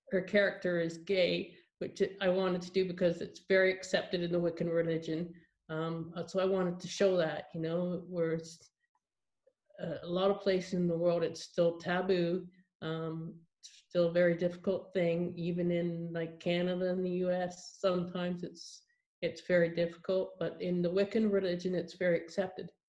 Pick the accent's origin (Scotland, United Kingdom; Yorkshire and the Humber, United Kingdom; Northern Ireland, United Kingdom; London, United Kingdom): Scotland, United Kingdom; Edinburgh; born there; I was born here in Edinburgh